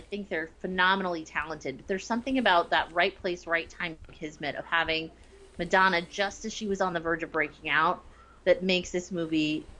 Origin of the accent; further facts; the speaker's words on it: New Jersey, United States; So for me, like, being from New Jersey, this quote I wrote down because I loved it so much.